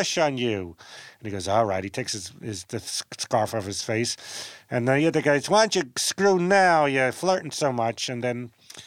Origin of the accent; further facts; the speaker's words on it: New York City, New York, United States; moved away as an adult; now in Los Angeles, United States; I grew up in Brooklyn